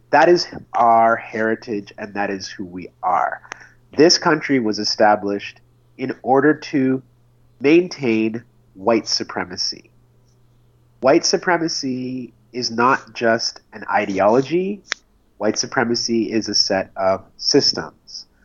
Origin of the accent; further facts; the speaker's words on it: Red Deer, Alberta, Canada; born there; I was born in Red Deer, Alberta. I am the child of immigrant parents who came to Canada from Sierra Leone in West Africa. They came to Red Deer in the 1970s, where my sister and I were both born.